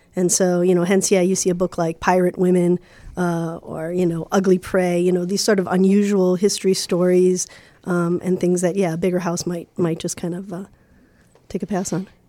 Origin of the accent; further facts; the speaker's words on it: Chicago, Illinois, United States; I grew up in Lincoln Park, in the early seventies.